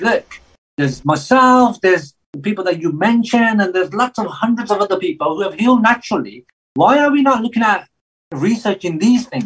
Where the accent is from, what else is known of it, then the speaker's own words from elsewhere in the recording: England, United Kingdom; I grew up in England